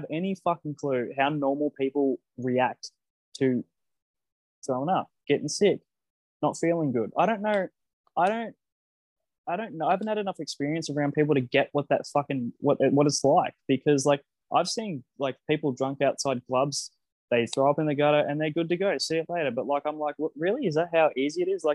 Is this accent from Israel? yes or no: no; Australia; I'm an Australian